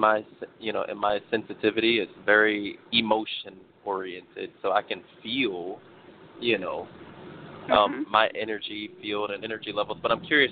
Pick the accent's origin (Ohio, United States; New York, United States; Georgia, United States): New York, United States; I'm from New York